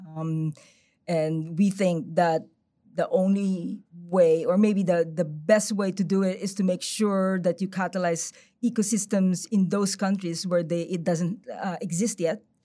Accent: Philippines; moved away; I'm originally from the Philippines. I lived there for maybe, like, a third of, of my life

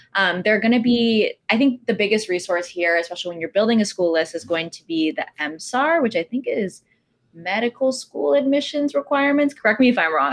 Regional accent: Texas, United States; moved away as an adult; now in New York City, United States; I'm from Texas

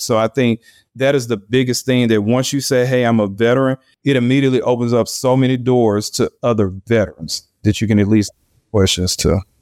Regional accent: Louisiana, United States; Louisiana, which is my home state

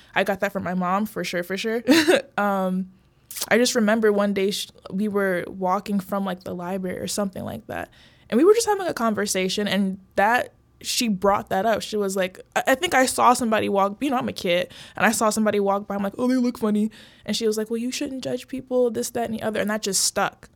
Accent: Brookfield, Illinois, United States; also born or lived in Oak Park, Illinois / Bellwood, Illinois / Maywood, Illinois; I moved to the suburbs, Brookfield, Broadview area. Went to school there from, like, middle school up to high school

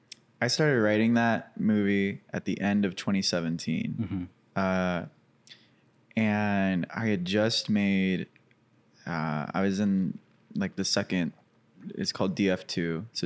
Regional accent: Cabot, Arkansas, United States; I grew up in Cabot, Arkansas.

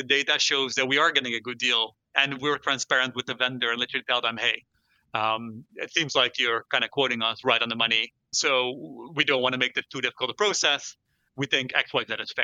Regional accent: Netherlands; I'm from the Netherlands myself

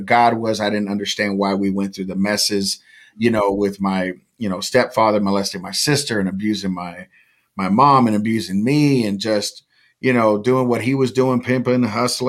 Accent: California, United States; I was raised in California

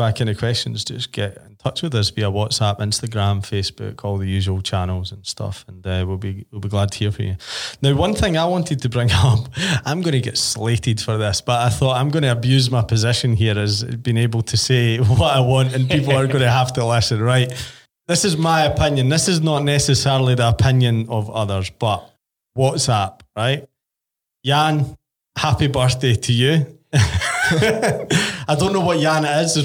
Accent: Falkirk, Scotland, United Kingdom; now in Amsterdam, Netherlands; I'm from a small town called Falkirk

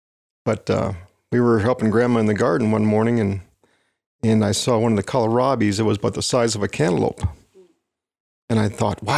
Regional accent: Wisconsin, United States; I grew up in Wisconsin.

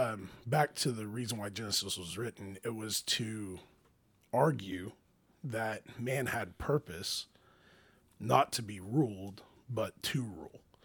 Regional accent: Oklahoma, United States; we're American in Oklahoma

